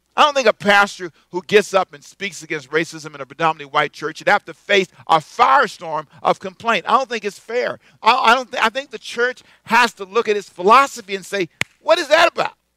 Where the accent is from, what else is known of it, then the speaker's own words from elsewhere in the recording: United States; as an American